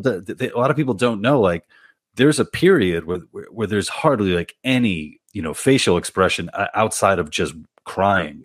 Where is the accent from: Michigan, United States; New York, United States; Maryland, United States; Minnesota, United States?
New York, United States; New York City; I'm from Queens originally